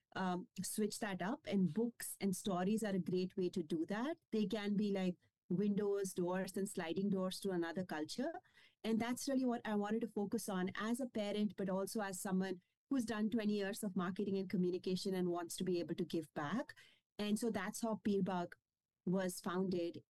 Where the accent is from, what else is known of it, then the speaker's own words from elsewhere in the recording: India; first language Kashmiri; English is a second language; moved away as an adult; also born or lived in Scotland / Germany; now in Austin, United States; I grew up in India